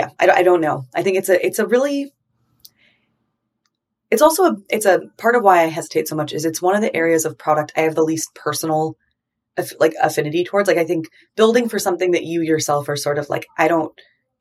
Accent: California, United States; I grew up in California, growing up in the West

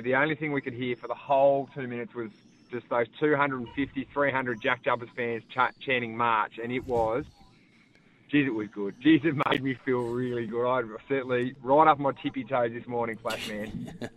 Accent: Tasmania, Australia; born or raised there; moved away as an adult; now in Victoria, Australia

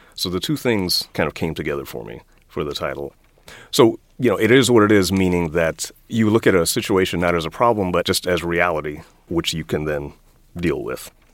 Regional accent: Washington, District of Columbia, United States; I grew up in Washington, D.C. in the 1960s and 1970s

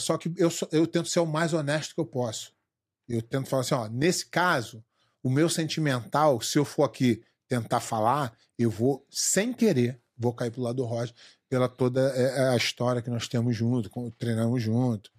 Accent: Brazil; moved away as an adult; also born or lived in Rio de Janeiro; eu saí do Brasil há 14 anos

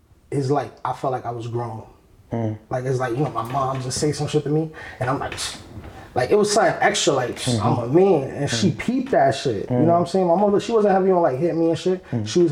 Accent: New York City, New York, United States; also born or lived in Harlem; I'm from the Bronx.

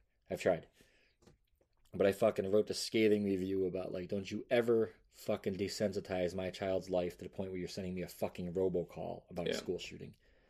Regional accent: United States

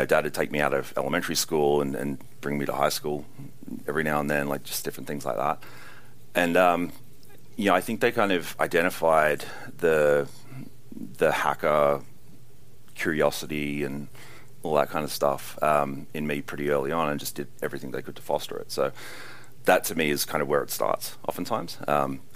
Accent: Australia; being Australian, and you know, just coming from an awful convict

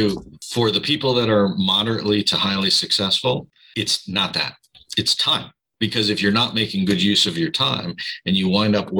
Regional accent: Midwest, United States; now in California, United States; maybe I learned that from growing up in the Midwest, where you have maybe a little better work ethic.

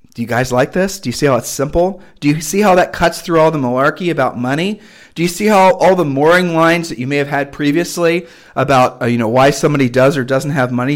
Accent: United States; I was raised in America

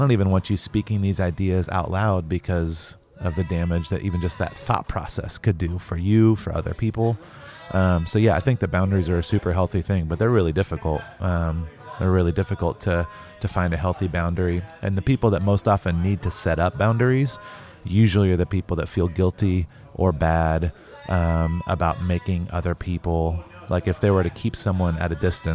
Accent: North Carolina, United States; I grew up in the South in North Carolina

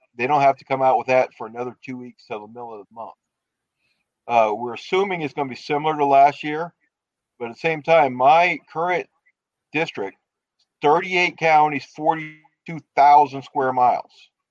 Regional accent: Louisiana, United States; now in Minnesota, United States; originally, I'm from Louisiana.

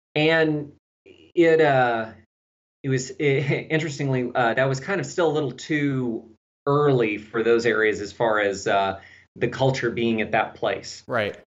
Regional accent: Texas, United States; accent: slight southern; now in Tennessee, United States; I'm from Texas

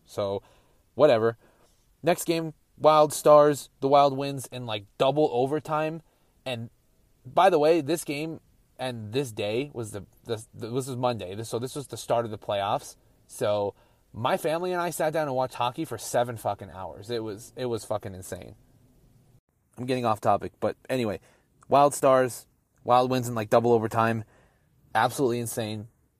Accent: Las Vegas, Nevada, United States; I'm from Vegas.

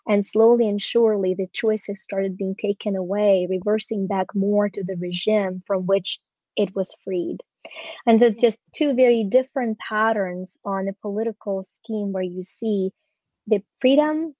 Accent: Ukraine; moved away; I was born in Ukraine when it was still a part of the Soviet Union

